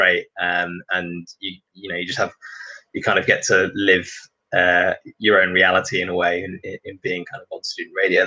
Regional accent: Singapore; moved away; I grew up in Singapore, and football is kind of 24/7 on the TV there.

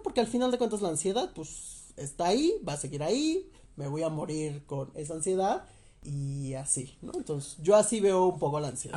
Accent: Teotihuacán, State of Mexico, Mexico; moved away; yo soy de esta extinta ciudad de Teotihuacán

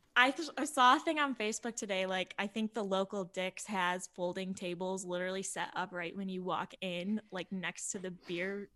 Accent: Buffalo, New York, United States; I'm born and bred in Buffalo.

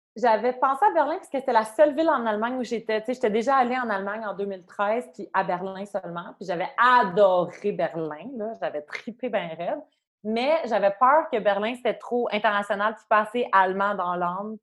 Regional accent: Quebec, Canada; moved away as an adult; also born or lived in Montreal; now in Germany; je suis canadienne

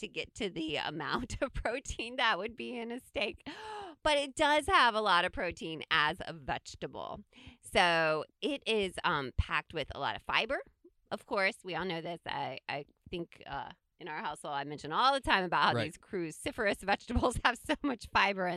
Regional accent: Midwest, United States; we grew up in the Midwest and we have cornfields all around us

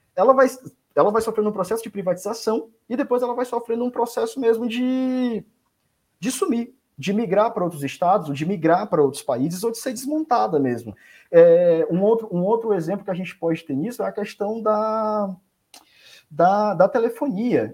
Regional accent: Fortaleza, Ceará, Brazil; also born or lived in São Paulo; now in Rio de Janeiro, Brazil; eu sou de Fortaleza, tá bom? Fortaleza, Ceará

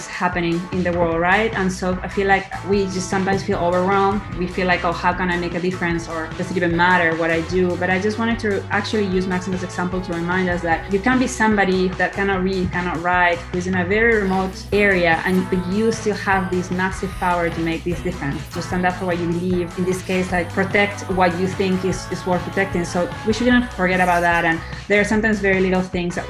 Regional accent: Lima, Peru; moved away as an adult; now in California, United States; I'm Peruvian, so I was born and raised in Lima, Peru, and then I came to the US

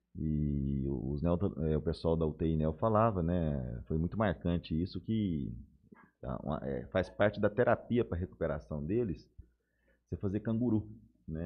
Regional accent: Goiás, Brazil; also born or lived in Belo Horizonte; now in Jales, Brazil; eu sou de Goiás. Nasci no interior de Goiás

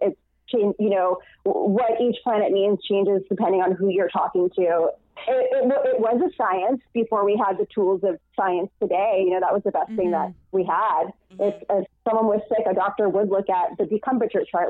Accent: New York City, New York, United States; I grew up in New York City, so we didn't hang out in malls

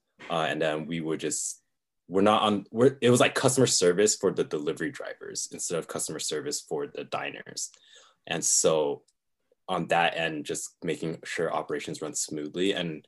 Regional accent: California, United States; also born or lived in Florida / Taiwan; I grew up in California, and then my parents took me and my brother, I have a younger brother, 2 years younger than me, to Florida.

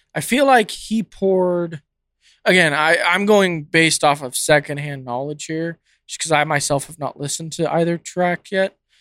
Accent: California, United States; moved away; I grew up in California

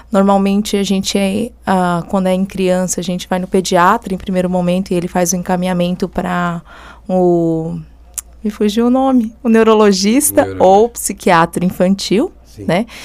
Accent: Goiás, Brazil; now in Forquilhinha, Brazil; natural de Séries, no interior de Goiás, não sou daqui, né?

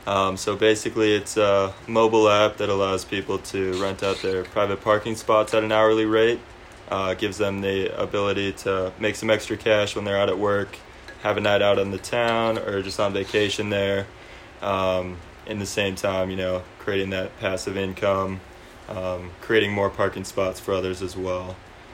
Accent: Boulder, Colorado, United States; moved away; we're actually from Boulder originally.

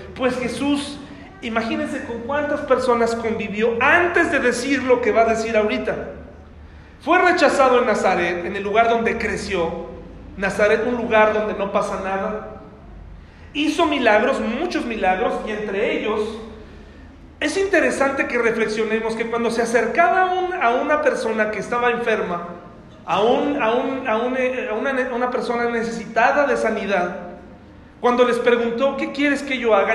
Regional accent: Mexico

